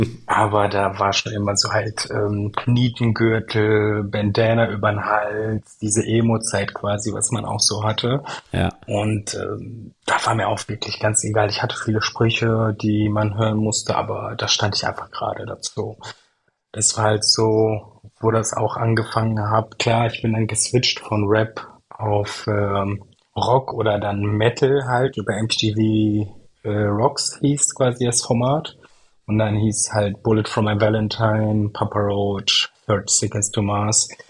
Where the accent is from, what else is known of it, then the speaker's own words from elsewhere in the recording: Syria; moved away as an adult; now in Germany; komme ursprünglich aus Syrien, bin zwar hier in Deutschland geboren, aber meine komplette Schulzeit und mein Leben habe ich halt bis 2012 in Syrien verbracht